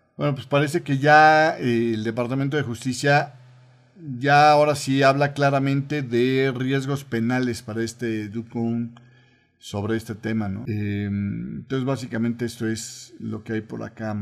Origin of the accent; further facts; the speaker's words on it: Mexico; estoy hablando como mexicano